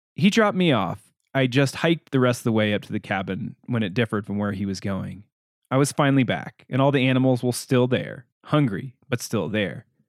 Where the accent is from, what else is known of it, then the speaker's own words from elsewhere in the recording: Illinois, United States; also born or lived in Gunnison, Colorado / Crested Butte, Colorado; now in Durango, United States; my hometown in Illinois